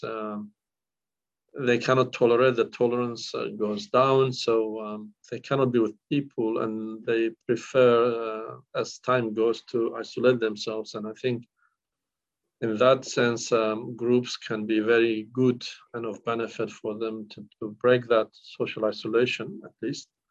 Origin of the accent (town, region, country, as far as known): northern Iraq, Iraq; born or raised there; first language Kurdish; English is a second language; moved away as an adult; now in Australia